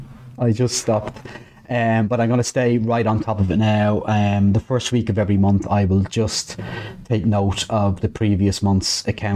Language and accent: English; Dublin, Leinster, Ireland; I'm from Dublin.